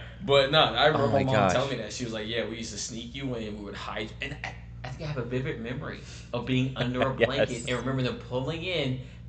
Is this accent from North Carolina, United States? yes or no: yes; North Carolina, United States; Or Atlanta Braves, mainly because I'm from North Carolina